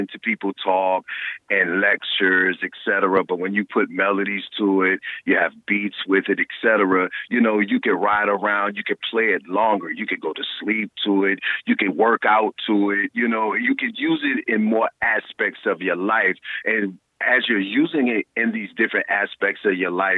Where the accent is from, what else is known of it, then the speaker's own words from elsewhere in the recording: South Carolina, United States; moved away; also born or lived in New York / Atlanta; I grew up in the South. And, you know, I left down south because, you know, I'm from South Carolina